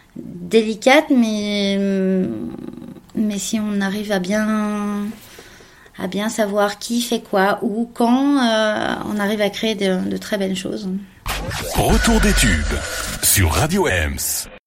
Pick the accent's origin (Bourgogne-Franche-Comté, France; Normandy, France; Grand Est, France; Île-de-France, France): Île-de-France, France; Paris; moved away as an adult; also born or lived in Caen; now in Montreuil, France; je suis née à Montreuil. J'ai vécu dans le 93 jusqu'à mes 8 ans. Après, je suis allée à Paris.